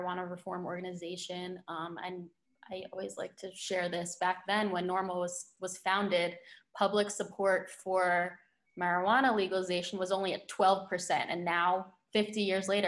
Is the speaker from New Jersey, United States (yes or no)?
yes; New Jersey, United States; also born or lived in Maryland; I'm actually originally from New Jersey